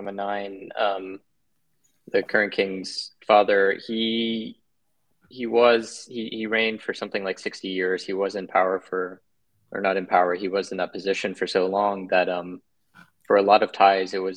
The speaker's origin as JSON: {"language": "English", "region": "Bangkok", "country": "Thailand", "tie": "born or raised there", "said": "So I'm half American, half Thai, and I grew up in Bangkok"}